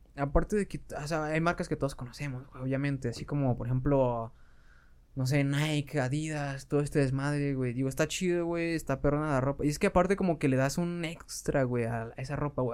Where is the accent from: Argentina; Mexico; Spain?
Mexico; como pinches mexicanos